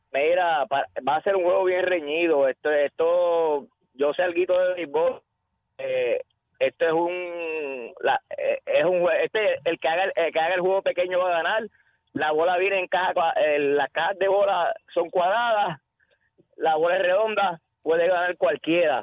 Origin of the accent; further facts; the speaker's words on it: Puerto Rico; soy boricua